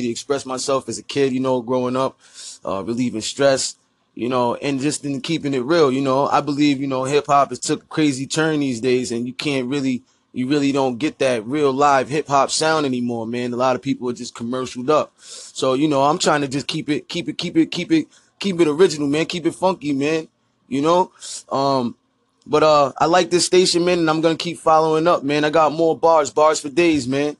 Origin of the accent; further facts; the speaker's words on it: New York City, New York, United States; now in Providence, United States; I'm originally from Brooklyn, New York, from Bed-Stuy. Currently, I reside in Rhode Island, Providence, Rhode Island.